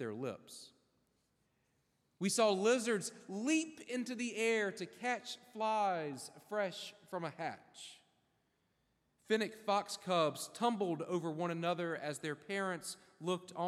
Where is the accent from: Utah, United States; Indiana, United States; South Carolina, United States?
South Carolina, United States; moved away as an adult; also born or lived in Manhattan, New York; now in Florida, United States; I grew up in South Carolina, moved to North Carolina for a little while, spent my 30s in a high-rise apartment in Manhattan.